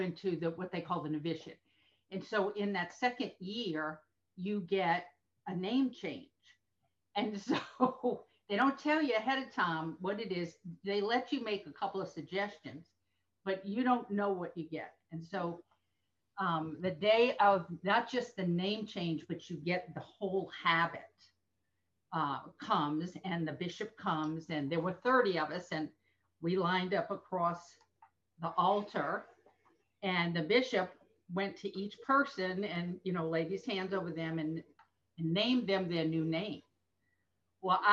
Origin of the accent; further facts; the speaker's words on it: New Orleans, Louisiana, United States; moved away as an adult; now in Tampa, United States; Born and raised in New Orleans